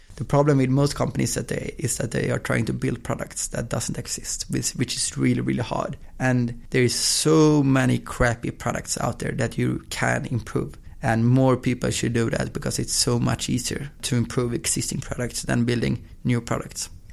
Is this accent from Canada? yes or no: no; Östersund, Jämtland, Sweden; now in Gothenburg, Sweden; I was born in Gothenburg, and when I was two, I moved to um, Östersund, which is in the in the middle of Sweden, small town